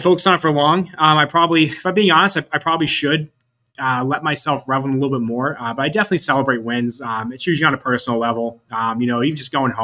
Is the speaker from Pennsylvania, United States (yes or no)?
yes; Pittsburgh, Pennsylvania, United States; moved away as an adult; now in Florida, United States; I was from Pittsburgh, and I moved down here for 3 months